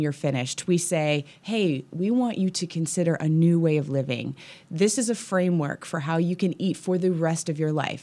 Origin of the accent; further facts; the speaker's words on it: Kansas City, Missouri, United States; also born or lived in West Coast; now in Kansas City, United States; I grew up in Kansas City